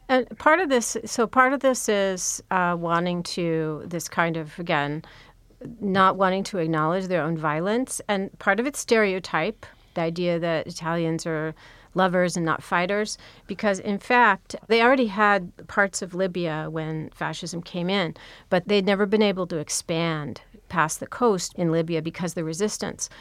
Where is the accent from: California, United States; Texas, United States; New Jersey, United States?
California, United States; Los Angeles; I grew up in California, in Pacific Palisades